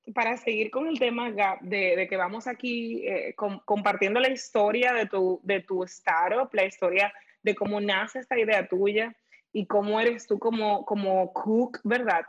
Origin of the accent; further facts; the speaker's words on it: Dominican Republic; como dominicanos tenemos una riqueza